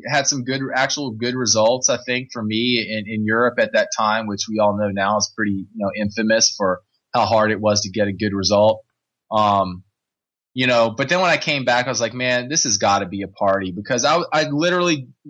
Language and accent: English; Richmond, Virginia, United States; I grew up in Richmond, Virginia